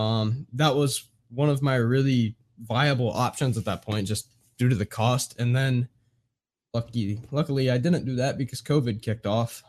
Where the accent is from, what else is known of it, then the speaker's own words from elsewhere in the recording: Indiana, United States; I'm born and raised in Indiana.